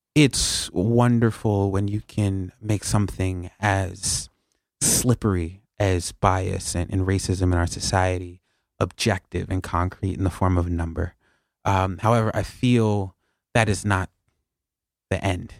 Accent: New York, United States; I'm born and raised in New York.

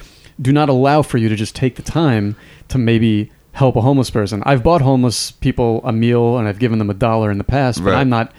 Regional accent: New York, United States; I grew up in New York, which is a big city

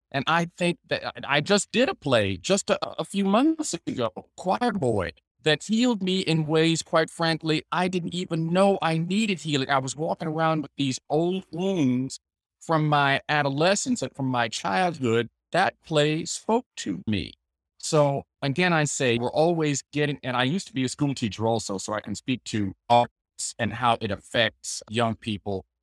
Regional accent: the South, United States; being a man of color, growing up in the South

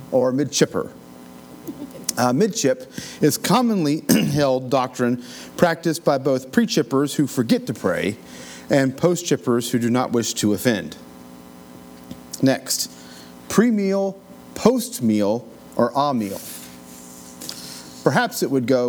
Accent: Appalachian Mountains, United States; Growing up in the Appalachian Mountains

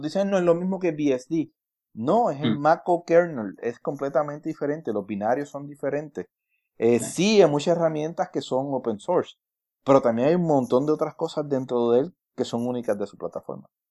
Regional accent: Puerto Rico; yo soy, yo soy boricua.

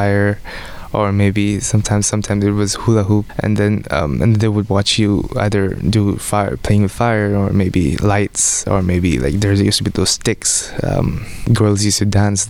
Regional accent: Bangalore, Karnataka, India; first language Odia; English is a second language; now in United States; from India. I was born in Bangalore

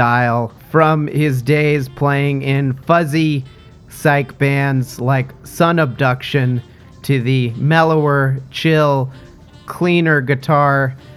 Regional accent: Montclair, New Jersey, United States; I'm from the Montclair area.

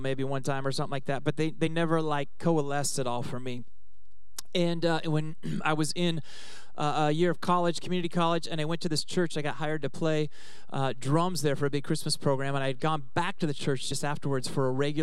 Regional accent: Oregon, United States; moved away; also born or lived in Southern California; I grew up in Oregon

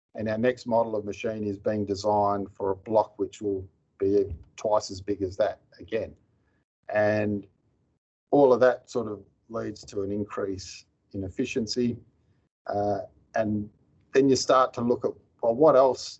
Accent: Mandurah, Western Australia, Australia; also born or lived in Tom Price, Western Australia; I grew up in Mandurah, which is a coastal town about 100 kilometres south of Perth

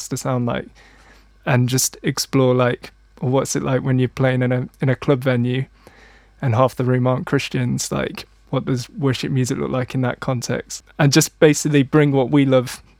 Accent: Manchester, North West England, United Kingdom; growing up in Manchester, it's a full-on music city

